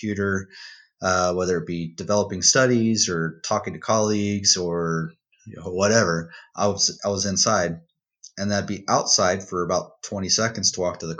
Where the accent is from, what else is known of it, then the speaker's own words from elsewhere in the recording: Odessa, Texas, United States; my hometown of Odessa